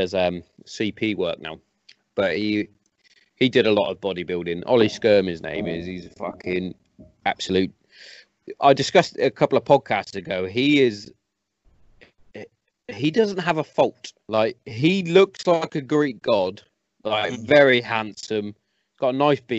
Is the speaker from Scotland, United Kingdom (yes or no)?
no; West Midlands, United Kingdom; I'm from the West Midlands